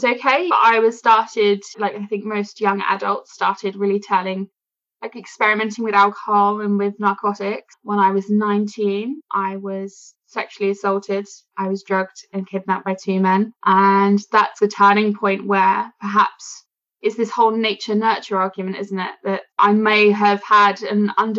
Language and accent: English; London, United Kingdom; I grew up in London. I moved to the suburbs when I was about 10.